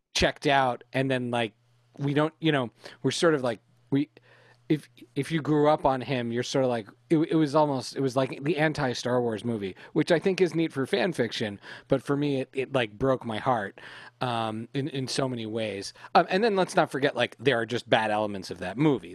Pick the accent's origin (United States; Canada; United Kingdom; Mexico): Canada; Lily, Becky, and I were raised in Canada